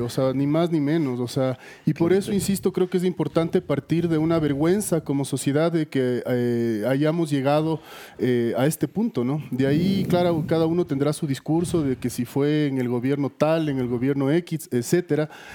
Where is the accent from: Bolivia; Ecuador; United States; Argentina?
Ecuador; como sociedad ecuatoriana entendamos que esto es un fracaso de todos